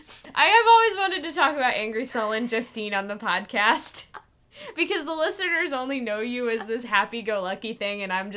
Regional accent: Illinois, United States; I'm from Illinois. We talk like this.

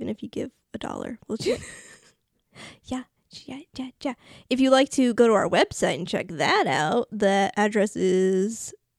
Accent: Rhode Island, United States; accent: Rhode Island; Did you hear my Rhode Island accent come out?

